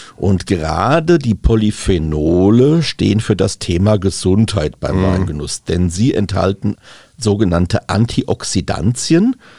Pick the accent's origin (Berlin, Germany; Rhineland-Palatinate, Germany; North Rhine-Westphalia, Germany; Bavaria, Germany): Rhineland-Palatinate, Germany; Rheinhessen; bei uns in Rheinhessen